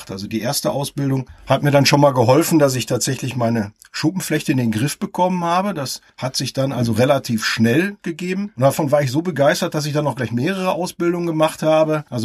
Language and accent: German; Essen, North Rhine-Westphalia, Germany; now in Kempen, Germany; Ich komme aus dem Ruhrgebiet mitten raus aus der wunderschönen Stadt Essen und wohne jetzt mit meiner Familie am Niederrhein in Kempen und das auch schon eine etwas längere Zeit.